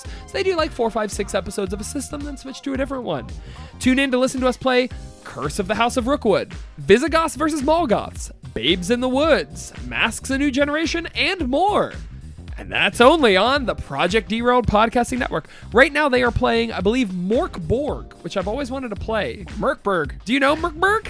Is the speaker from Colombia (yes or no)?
no; Canada; we're Canadian.